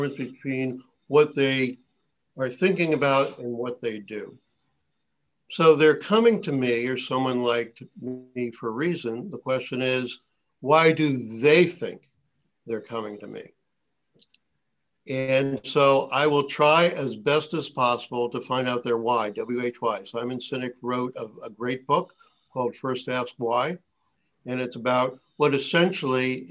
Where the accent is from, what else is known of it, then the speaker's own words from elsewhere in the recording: Colonia, New Jersey, United States; I grew up in a town called Colonia, New Jersey. I've stayed in New Jersey most of my life